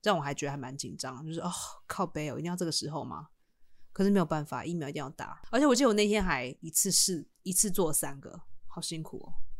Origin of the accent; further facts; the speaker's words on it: Taiwan; 不是说我们台湾人啊，就是如果像我爸爸妈妈，他们也没有办法参与选举